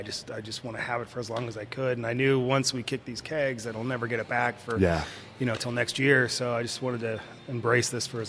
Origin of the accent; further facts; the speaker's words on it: Pacific Northwest, United States; now in Arizona, United States; growing up in the Northwest, you wake up to gray skies, it's constant drizzle.